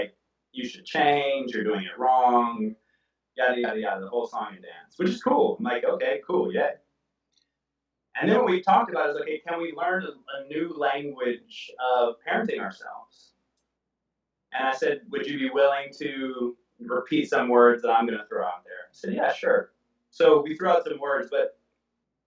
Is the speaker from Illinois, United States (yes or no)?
no; Oakland, California, United States; also born or lived in Atlanta; I'm from Oakland